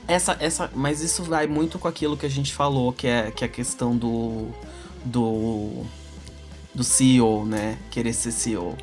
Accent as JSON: {"language": "Portuguese", "region": "São Paulo", "country": "Brazil", "said": "sou de São Paulo"}